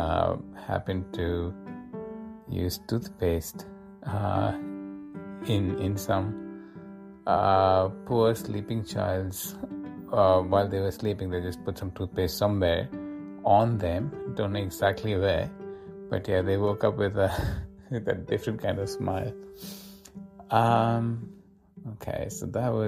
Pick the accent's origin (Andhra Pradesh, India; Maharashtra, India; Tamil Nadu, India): Maharashtra, India; Mumbai; moved away as an adult; now in Australia; when we moved from Andheri to Dahisar, that was, I think, in year 11 or 12